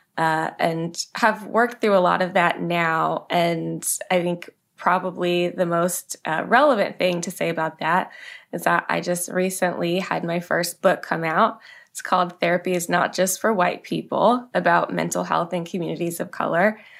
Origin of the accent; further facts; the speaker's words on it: Manassas, Virginia, United States; I grew up in Manassas, Virginia